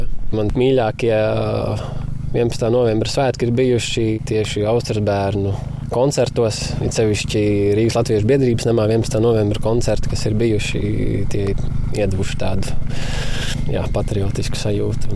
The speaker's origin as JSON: {"language": "Latvian", "town": "Rucava", "region": "South Kurzeme Municipality", "country": "Latvia", "tie": "born or raised there", "also_born_or_lived": "Liepāja", "said": "Mēs tikko esam pārcēlušies no Liepājas uz Rucavu. Nu, te es esmu piedzimis"}